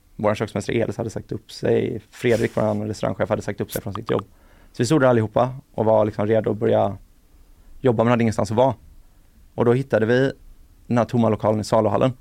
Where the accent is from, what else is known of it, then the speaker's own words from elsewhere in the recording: Sweden; jag var från Sverige